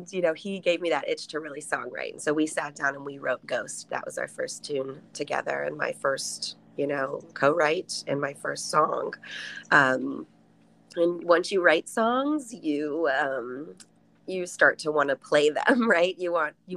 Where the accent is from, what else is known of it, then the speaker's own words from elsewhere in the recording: Columbus, Ohio, United States; moved away as an adult; now in Massachusetts, United States; I grew up in Columbus